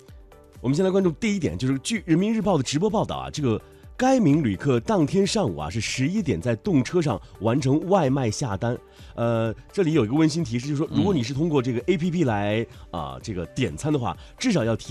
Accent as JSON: {"language": "Chinese", "town": "Lanzhou", "region": "Gansu", "country": "China", "tie": "born or raised there", "said": "当然还有我的家乡兰州西站"}